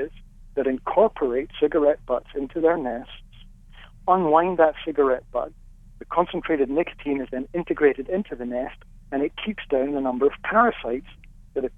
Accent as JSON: {"language": "English", "region": "Scotland", "country": "United Kingdom", "tie": "born or raised there", "said": "when I was growing up in Scotland, we had our milk delivered every day in glass bottles"}